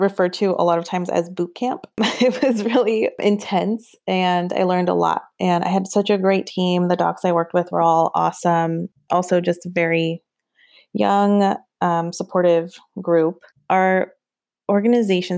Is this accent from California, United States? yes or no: yes; California, United States; moved away; also born or lived in East Coast / Portland, Oregon; I was also on the East Coast and I'm from California